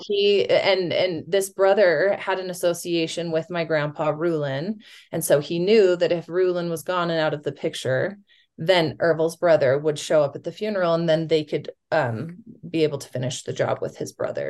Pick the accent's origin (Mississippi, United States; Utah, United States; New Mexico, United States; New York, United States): Utah, United States; West Jordan; I grew up in West Jordan, at going to public schools